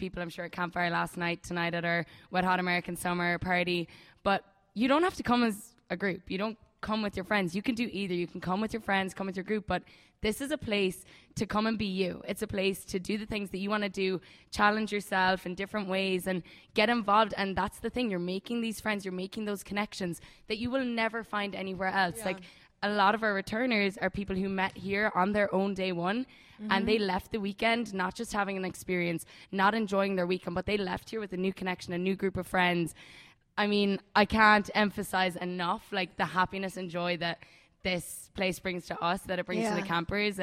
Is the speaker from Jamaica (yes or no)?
no; Ireland; I'm Irish